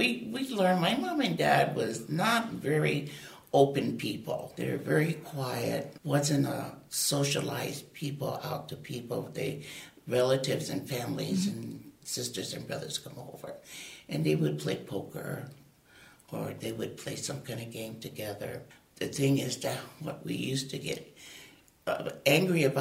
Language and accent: English; Oahu, Hawaii, United States; I was born and raised in Hawaii on the island of Oahu.